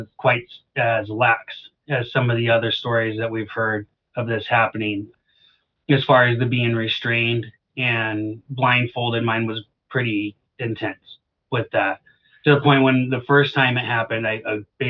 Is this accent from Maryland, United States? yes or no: no; Alaska, United States; moved away; I'm from Alaska. I was born and raised on a homestead.